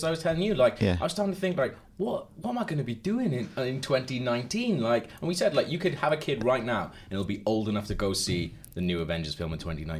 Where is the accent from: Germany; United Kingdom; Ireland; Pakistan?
United Kingdom; Welsh, Wales; I'm Welsh